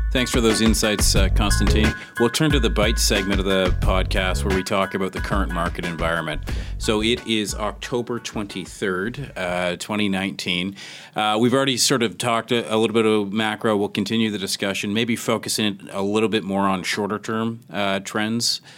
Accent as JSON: {"language": "English", "country": "Canada", "said": "I'm Canadian"}